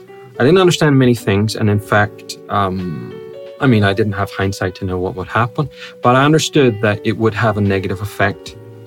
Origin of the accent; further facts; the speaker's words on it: Northern Ireland, United Kingdom; I have an Irish passport. Because I was born in Northern Ireland, I can claim either a British passport or an Irish, or both at the same time.